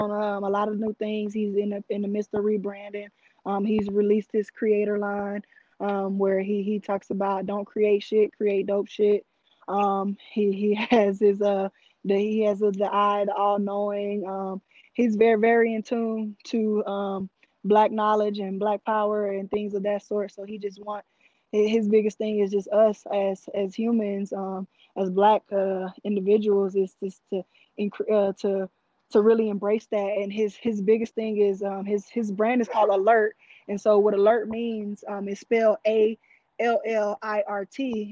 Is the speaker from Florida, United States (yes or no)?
no; Shepherd, Texas, United States; moved away; I am originally from Shepherd, Texas